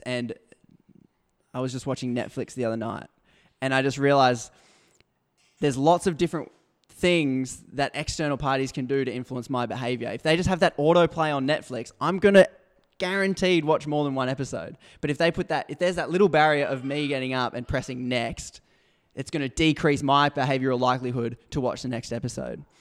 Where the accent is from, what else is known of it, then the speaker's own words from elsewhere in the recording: Brisbane, Queensland, Australia; I was born in Brisbane. I grew up in a middle class Christian Adventist